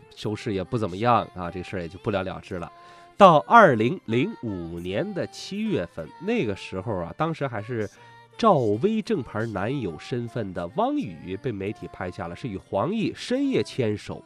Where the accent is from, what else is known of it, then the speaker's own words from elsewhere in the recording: China; 我们中国人